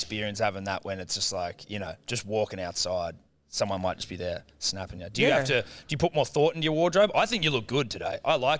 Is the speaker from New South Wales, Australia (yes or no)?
yes; Mittagong, New South Wales, Australia; I'm from Mittagong.